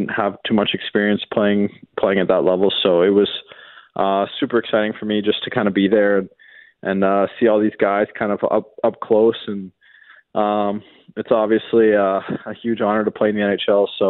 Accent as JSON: {"language": "English", "region": "Western Canada", "country": "Canada", "said": "being Canadian and being from out west"}